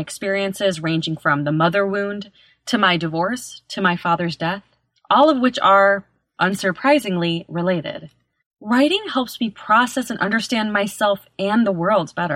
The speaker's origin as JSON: {"language": "English", "town": "Chicago", "region": "Illinois", "country": "United States", "tie": "born or raised there", "moved": "yes", "lives_now": "Los Angeles, United States", "said": "I was born and raised in Chicago, but I now live in Los Angeles"}